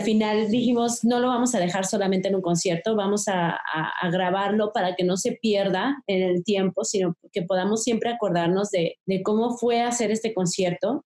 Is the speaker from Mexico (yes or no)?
yes; Mexico; esto tan bonito que tenemos como mexicanos